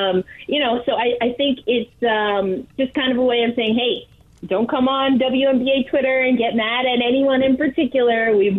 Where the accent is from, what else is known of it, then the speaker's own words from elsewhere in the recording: New York, United States; as a New Yorker